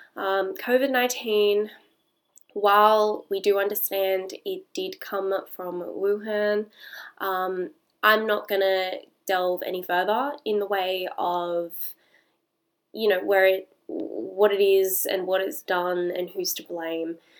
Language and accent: English; Australia; I am Australian